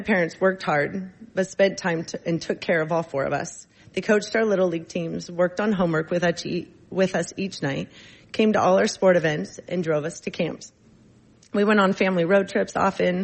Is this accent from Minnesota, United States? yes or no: no; Coquille, Oregon, United States; moved away as an adult; also born or lived in Scappoose, Oregon; I was born and raised in a small town of Coquille on the southern coast of Oregon